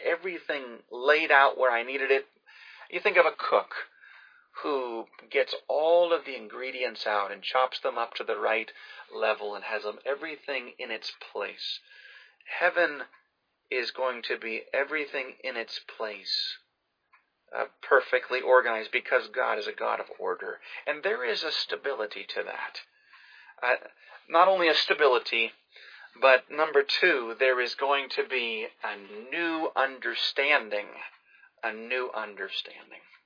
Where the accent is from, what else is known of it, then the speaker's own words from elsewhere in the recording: Pensacola, Florida, United States; I grew up in Pensacola